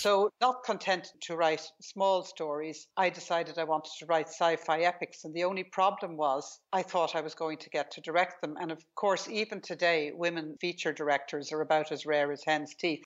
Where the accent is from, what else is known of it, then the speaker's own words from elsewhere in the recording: Ireland; I grew up in Ireland